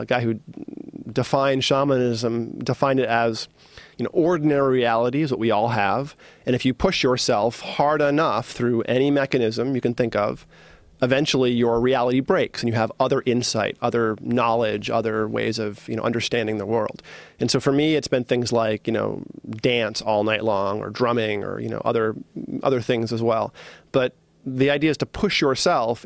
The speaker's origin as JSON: {"language": "English", "region": "East Coast", "country": "United States", "tie": "born or raised there", "said": "I grew up as like on the East Coast as a hard-nosed, you know, East Coaster"}